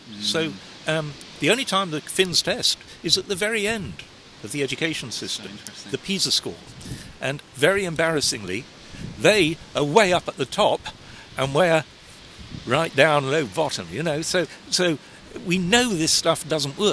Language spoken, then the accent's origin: English; Sheffield, Yorkshire and the Humber, United Kingdom; moved away as an adult; if you're a well-educated provincial kid, as I was from Sheffield